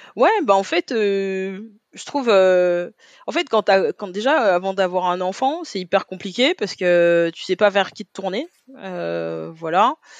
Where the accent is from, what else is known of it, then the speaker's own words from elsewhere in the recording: Paris, Île-de-France, France; je suis parisienne, moi j'ai grandi dans le 18e